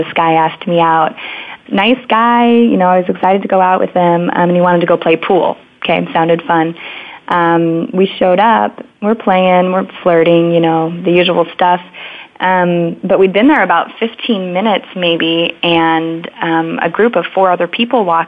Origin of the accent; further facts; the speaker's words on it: Oregon, United States; I grew up in Oregon, close to a mountain